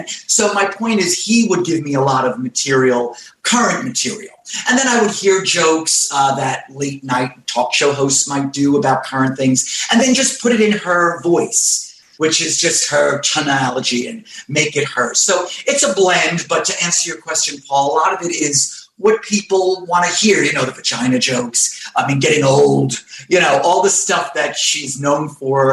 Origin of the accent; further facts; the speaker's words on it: New York, United States; New York, where I'm from.